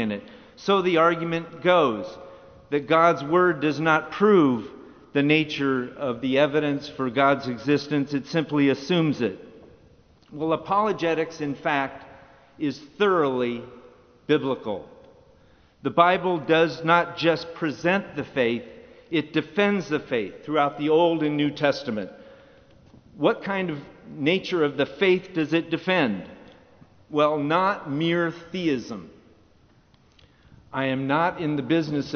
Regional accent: Santa Barbara, California, United States; In my hometown of Santa Barbara, California

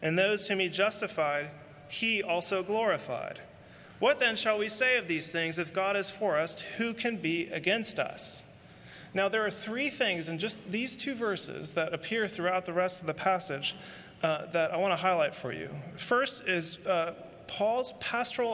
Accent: San Francisco, California, United States; San Francisco, my hometown

